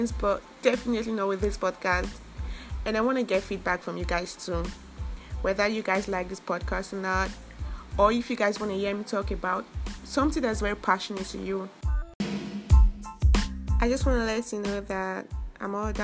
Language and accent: English; Nigeria; I'm a Nigerian.